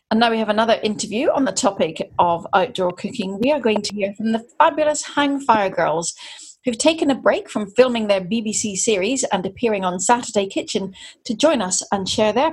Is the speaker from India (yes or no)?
no; Belfast, Northern Ireland, United Kingdom; I'm from Belfast.